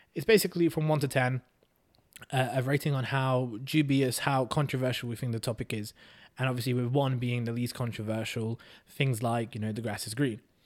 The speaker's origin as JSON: {"language": "English", "region": "England", "country": "United Kingdom", "tie": "born or raised there", "also_born_or_lived": "Hungary", "said": "I moved to England when I was four"}